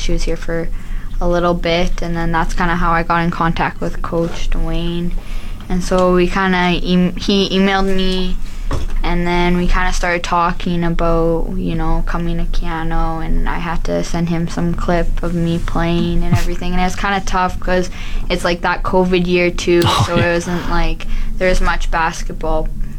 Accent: Thompson, Manitoba, Canada; moved away as an adult; now in Fort McMurray, Canada; I'm from Thompson, Manitoba.

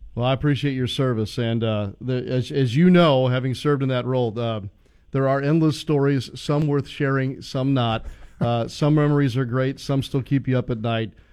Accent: St. Louis, Missouri, United States; moved away; I grew up in St. Louis

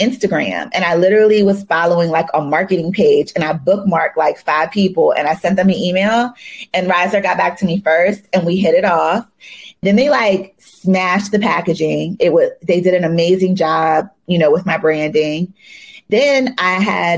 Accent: Maryland, United States; I'm from Maryland

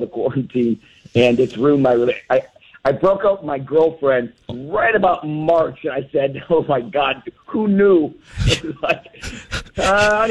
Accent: Wisconsin, United States; now in Los Angeles, United States; I went to Wisconsin and that's where my hometown is

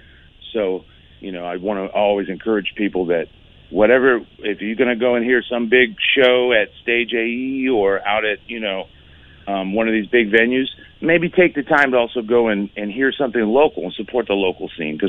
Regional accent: Pittsburgh, Pennsylvania, United States; also born or lived in Austin, Texas; We're from Pittsburgh, you know. We don't see ourselves that way. I used to live in Austin, Texas for a few years, and that's a great city, but you know, my wife and I decided to come back

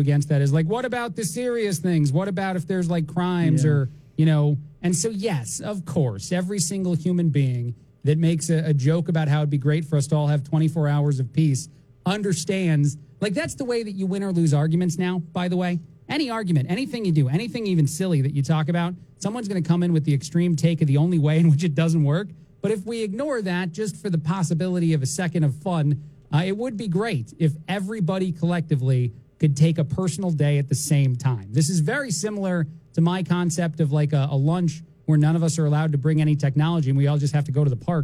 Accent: New Jersey, United States; now in Bloomington, United States; when I was growing up in Jersey

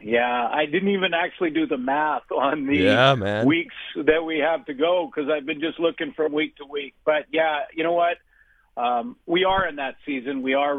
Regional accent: Canada; I'm Canadian first

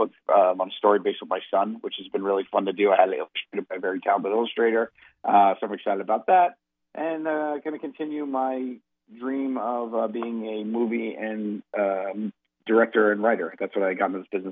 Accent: New York, United States; I'm from New York. I'm a New Yorker

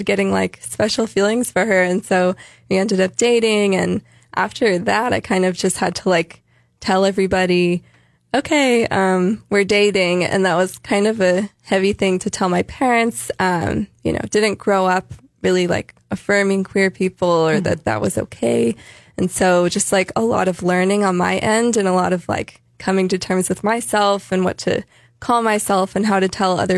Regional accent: San Jose, California, United States; also born or lived in San Luis Obispo; I grew up in San Jose.

